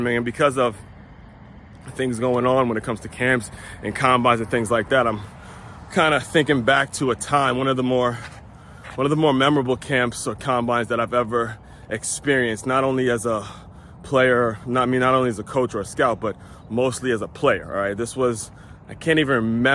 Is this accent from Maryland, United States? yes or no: yes; Silver Spring, Maryland, United States; I grew up in Maryland